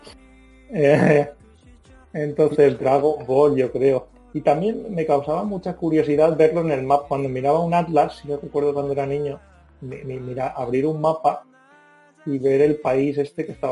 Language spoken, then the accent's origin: Spanish; Calpe, Valencian Community, Spain; born there; Se expandían por mi pueblo, mis